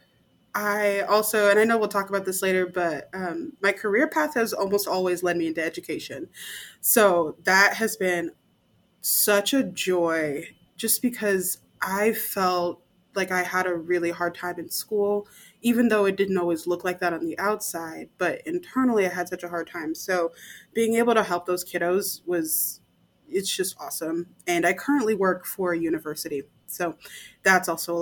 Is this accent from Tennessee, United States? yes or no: no; Nebraska, United States; I'm from the middle of the United States, Nebraska.